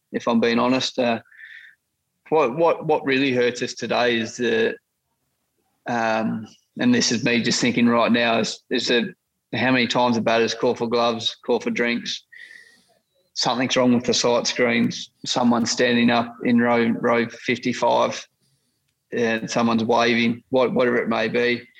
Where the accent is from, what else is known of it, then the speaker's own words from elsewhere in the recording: Australia; the positive brand of cricket that we know that we can play as Australian cricketers.